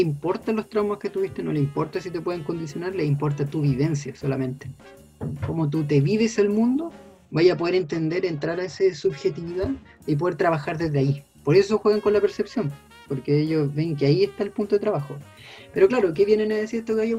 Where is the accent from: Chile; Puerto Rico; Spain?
Chile; como chilenos